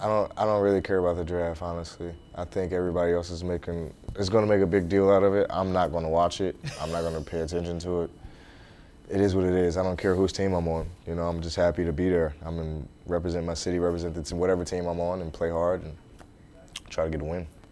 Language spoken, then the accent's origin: English; St. Louis, Missouri, United States; moved away as an adult; growing up in St. Louis playing middle school, high school